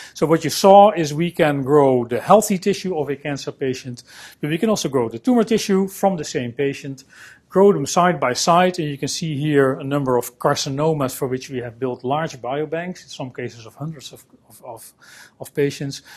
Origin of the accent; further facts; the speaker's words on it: Netherlands; I'm a scientist from the Netherlands